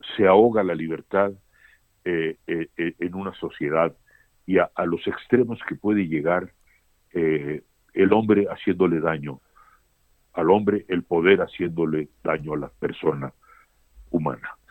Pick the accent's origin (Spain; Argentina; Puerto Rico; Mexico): Mexico; Yo no me considero más mexicano que, que un mexicano de 10 generaciones, pero tan mexicano como cualquiera.